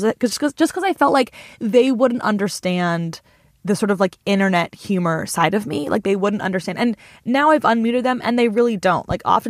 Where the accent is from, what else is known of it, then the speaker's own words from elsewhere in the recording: Illinois, United States; And since we're from Central Illinois, they're all just kind of unwoke white ladies